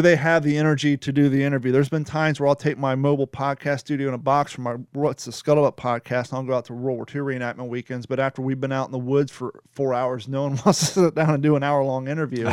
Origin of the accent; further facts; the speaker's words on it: Kentucky, United States; accent: Kentucky, Florida; moved away; also born or lived in Florida; I grew up in Kentucky, so my Kentucky, Florida accent